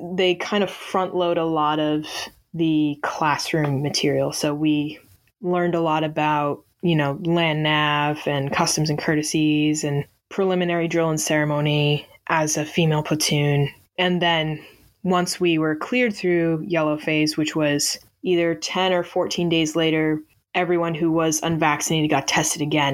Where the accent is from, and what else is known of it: Northeast, United States